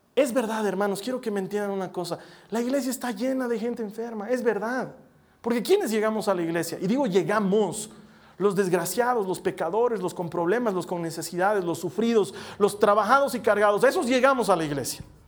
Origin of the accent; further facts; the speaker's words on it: La Paz, Bolivia; somos de La Paz